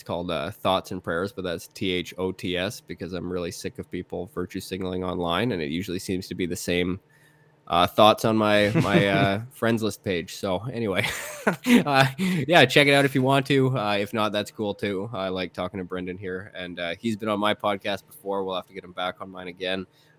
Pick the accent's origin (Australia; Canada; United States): Canada; I'm a Canadian, man, and I didn't expect it.